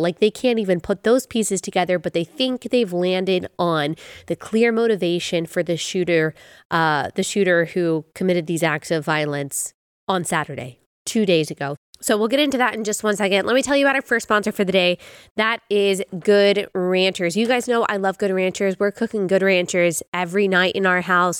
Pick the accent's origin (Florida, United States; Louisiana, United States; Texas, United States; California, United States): Texas, United States; Dallas; I grew up in Dallas